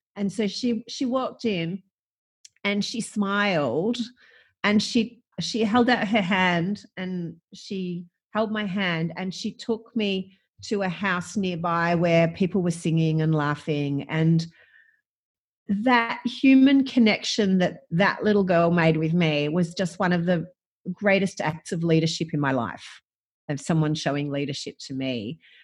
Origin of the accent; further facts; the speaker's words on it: Gippsland, Victoria, Australia; I grew up, I grew up in Gippsland, I grew up on a farm